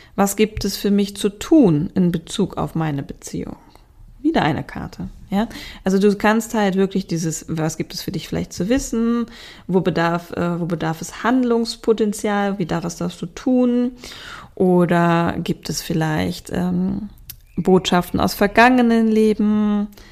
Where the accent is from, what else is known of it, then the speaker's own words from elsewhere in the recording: Hamburg, Germany; bei uns in Hamburg